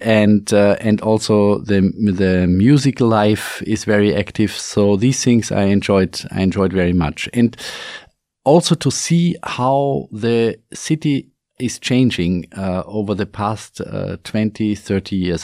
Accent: Salzburg, Austria; my hometown, Salzburg

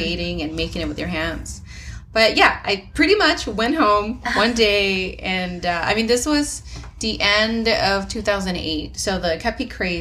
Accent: Mexico; moved away; I grew up in Mexico

